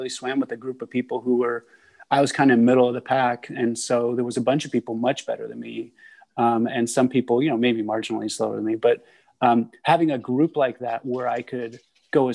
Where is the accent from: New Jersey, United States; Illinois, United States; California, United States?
California, United States; San Francisco; also born or lived in Maryland; I grew up in San Francisco, had a full city kid life